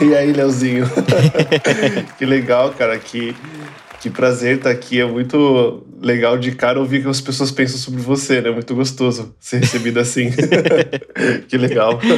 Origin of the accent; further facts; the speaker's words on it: São Paulo, Brazil; also born or lived in Guarulhos; Eu nasci na zona leste de São Paulo